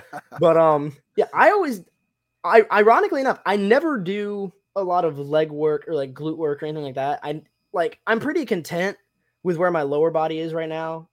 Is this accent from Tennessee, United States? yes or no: yes; Tennessee, United States; moved away; also born or lived in Michigan; I grew up in Tennessee and lived in Michigan for a little bit